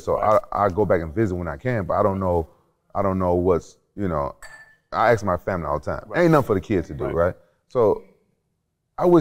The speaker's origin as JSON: {"language": "English", "town": "Memphis", "region": "Tennessee", "country": "United States", "said": "I'm from Memphis."}